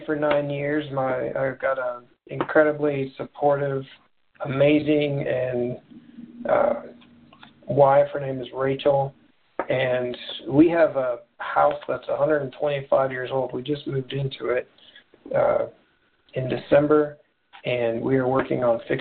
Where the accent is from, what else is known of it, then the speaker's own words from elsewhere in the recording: Indiana, United States; Born and raised in Indiana, and I live in Indianapolis now